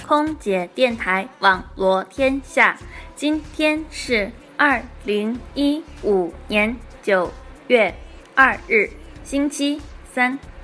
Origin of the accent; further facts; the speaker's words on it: China; 我们中国人